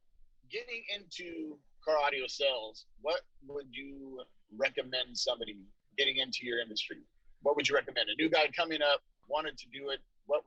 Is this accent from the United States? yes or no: yes; Stockton, California, United States; That's one of my from day one, and he's a homeboy of mine. We're both from Stockton